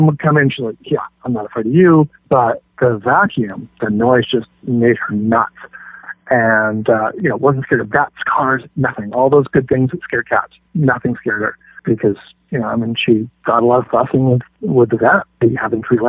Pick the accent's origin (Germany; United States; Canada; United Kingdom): Canada; Canadian guy